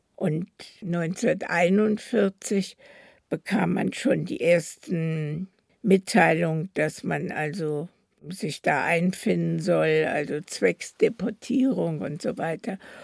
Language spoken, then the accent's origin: German; Berlin, Germany; so sind wir also in Berlin, wo ich geboren bin, geblieben